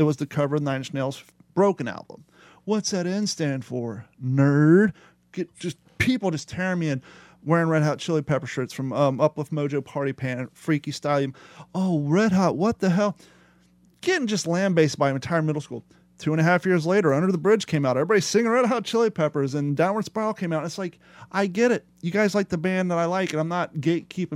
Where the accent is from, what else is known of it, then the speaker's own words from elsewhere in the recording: Ohio, United States; moved away as an adult; also born or lived in California / Florida; growing up in Ohio skateboarding